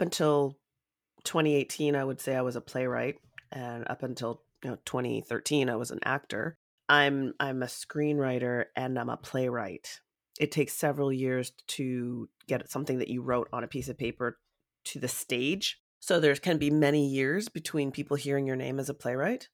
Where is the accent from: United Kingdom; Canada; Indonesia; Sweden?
Canada; London, Ontario; London, Ontario, which is my hometown.